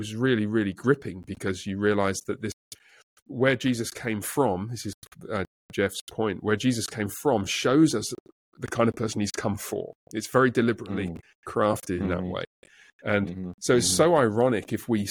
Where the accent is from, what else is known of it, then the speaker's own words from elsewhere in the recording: England, United Kingdom; moved away; I'm from England